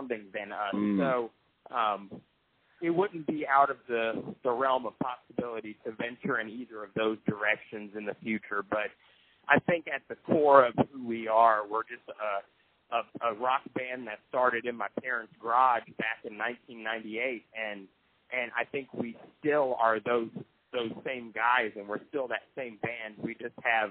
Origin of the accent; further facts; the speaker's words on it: Tennessee, United States; we're from Tennessee